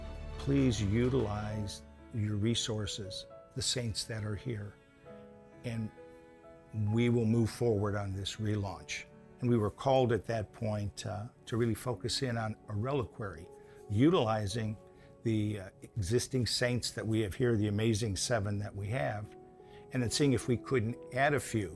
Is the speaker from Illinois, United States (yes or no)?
yes; Chicago, Illinois, United States; We moved from Kingwood, but we were originally transplants from Chicago decades ago.